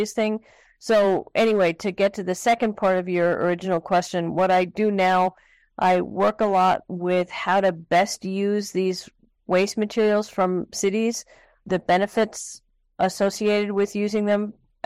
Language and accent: English; New York City, New York, United States; moved away; I was born and raised in New York City and grew up in Queens